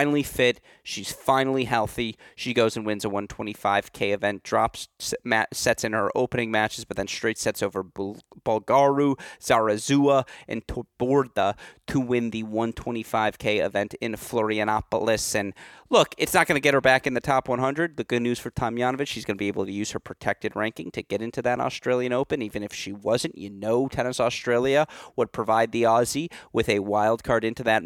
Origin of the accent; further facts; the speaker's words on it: United States; I'm American